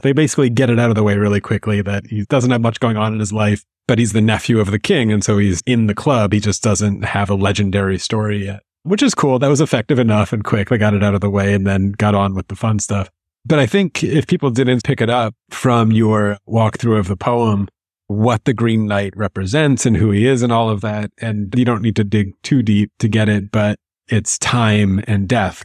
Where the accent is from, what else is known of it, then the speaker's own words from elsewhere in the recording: United States; American Jews